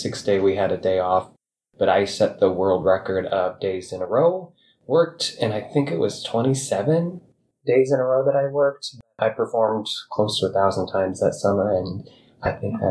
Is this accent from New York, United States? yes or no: no; Pomeroy, Iowa, United States; now in Bondurant, United States; I grew up on a farm outside of a very tiny town in northwest Iowa called Pomeroy